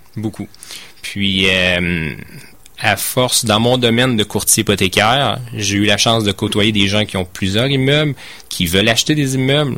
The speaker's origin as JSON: {"language": "French", "area": "Beauce", "region": "Quebec", "country": "Canada", "moved": "as an adult", "said": "moi je viens de la Beauce"}